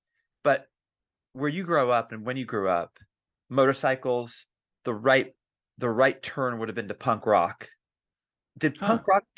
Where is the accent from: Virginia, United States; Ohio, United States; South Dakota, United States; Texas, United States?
Ohio, United States; I know we're originally from Ohio